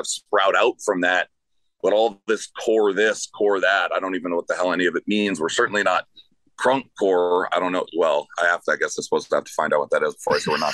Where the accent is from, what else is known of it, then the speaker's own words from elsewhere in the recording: Los Angeles, California, United States; where you live is where I grew up.